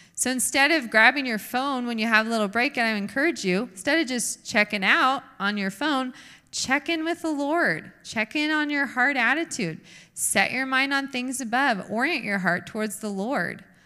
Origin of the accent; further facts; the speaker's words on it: United States; we are American women